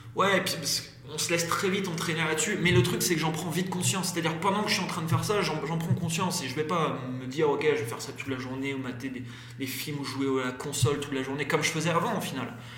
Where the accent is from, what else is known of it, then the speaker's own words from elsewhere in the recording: Brittany, France; moved away as an adult; j'ai quitté la Bretagne euh, parce qu'avant, voilà, j'ai une vie un peu compliquée en Bretagne